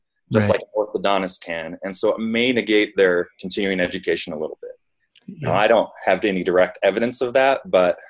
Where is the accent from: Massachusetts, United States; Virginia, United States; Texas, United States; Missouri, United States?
Missouri, United States; St. Louis; moved away; also born or lived in Marquette; I'm originally from St. Louis, Missouri